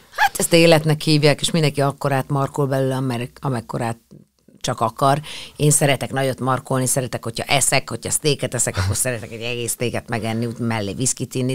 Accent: Hungary; itt, itt születtem, itt vannak a, a, a barátok, itt van a, az összes olyan gyerekkori élmény

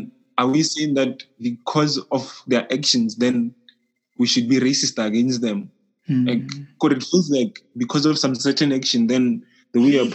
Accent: South Africa; As a South African

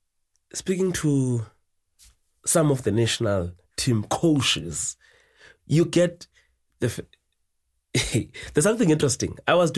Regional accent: South Africa; It's not something that you identify with as a South African to say, ah, no, that is our game.

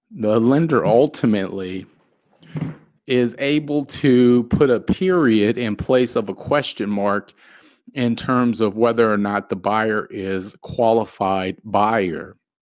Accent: the Valley, Arizona, United States; I am from the Valley, born and raised in Arizona all my life.

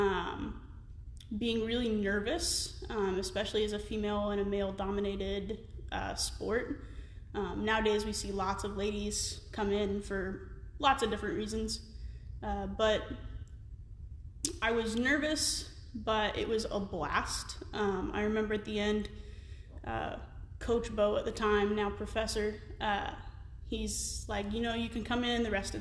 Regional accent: Missouri, United States; also born or lived in Nashville area, Tennessee; I'm originally from Tennessee, Nashville area, and then I moved to Missouri when I was going into the fifth grade, and I've been here ever since

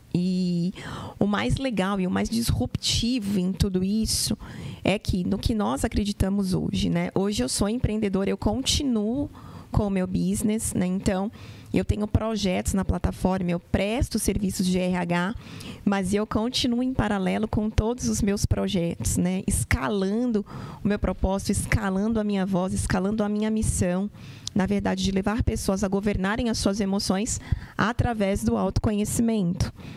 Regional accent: Santos, São Paulo, Brazil; lá na cidade de Santos, eu sou santista

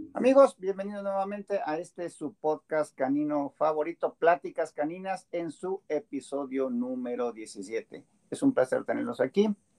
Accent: Mexico; moved away as an adult; now in United States; Yo soy más mexicano que nopal

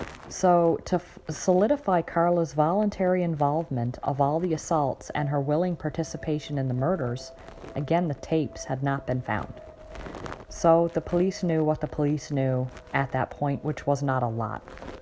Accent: Canada; And I'm a Canadian.

